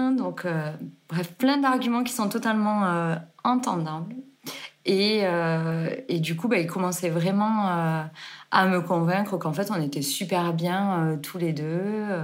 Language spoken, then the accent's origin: French; Carcassonne, Occitania, France; moved away as an adult; also born or lived in Gruissan / Geneva, Switzerland; now in Vallée Verte, France; je suis née à Carcassonne et j'ai grandi entre grisson au bord de la mer et Carcassonne. Je suis l'aînée d'une grande fratrie de six enfants. et du coup, j'ai vécu entre mon papa à Carcassonne et ma maman à la mer.